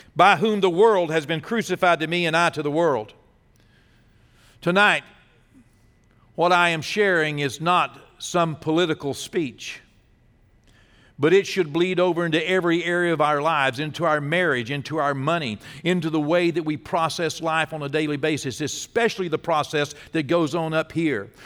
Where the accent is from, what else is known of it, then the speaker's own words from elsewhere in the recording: Texas, United States; as a Texan